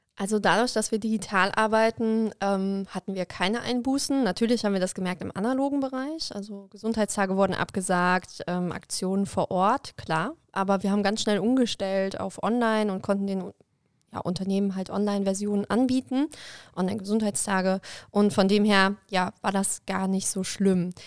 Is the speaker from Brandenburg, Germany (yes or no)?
no; Koblenz area, Rhineland-Palatinate, Germany; in meiner Heimat und habe dann in Koblenz angefangen zu studieren